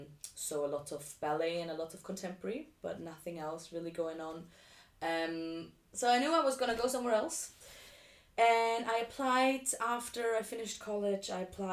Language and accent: English; Vienna, Austria; moved away as an adult; now in London, United Kingdom; I am originally from Austria, and I grew up in Vienna, and I stayed there until I was 18.